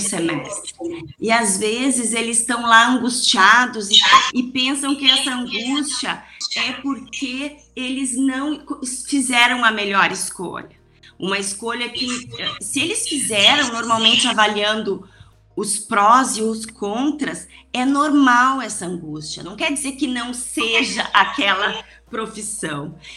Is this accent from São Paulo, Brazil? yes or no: no; Rio Grande do Sul, Brazil; como uma boa gaúcha